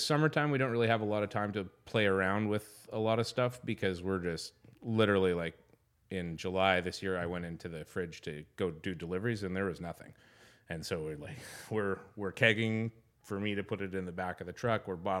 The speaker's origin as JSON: {"language": "English", "region": "Alberta", "country": "Canada", "tie": "born or raised there", "said": "I grew up in Alberta, and I spoke French and learned French in high school and then never used it again."}